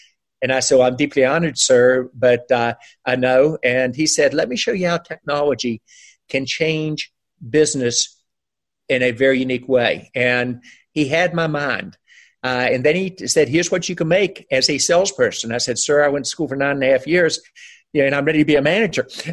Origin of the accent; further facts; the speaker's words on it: West Virginia, United States; moved away as an adult; also born or lived in Boston / California; growing up in West Virginia